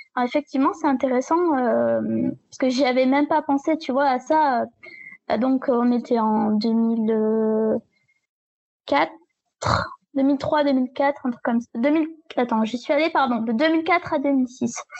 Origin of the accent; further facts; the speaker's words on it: a small village in the south of France, southern France, France; je viens d'un petit village dans le sud de la France.